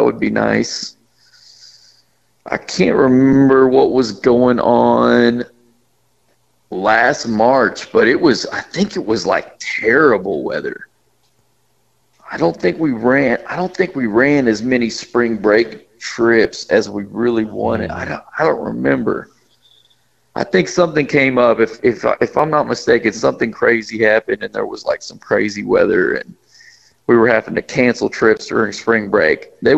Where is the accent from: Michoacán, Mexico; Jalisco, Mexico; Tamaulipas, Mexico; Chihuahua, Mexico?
Chihuahua, Mexico; first language Spanish; English is a second language; also born or lived in Mexico City; now in United States; Yep, I was born in Mexico City, Mexico, and then we lived in Chihuahua for several years, and finally came back to the States. But my first words were in Spanish.